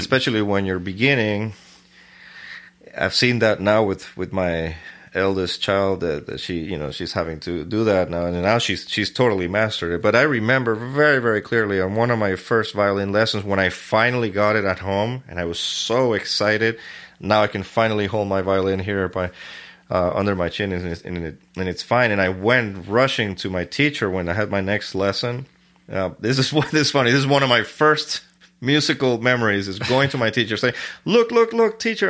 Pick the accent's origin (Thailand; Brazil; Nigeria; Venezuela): Venezuela; Caracas, Capital District; I was born in Caracas, Venezuela, uh, nineteen seventy-seven